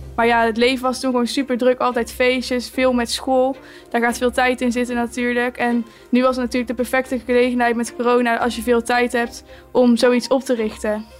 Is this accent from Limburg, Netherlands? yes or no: no; Empel, North Brabant, Netherlands; bij ons in het dorp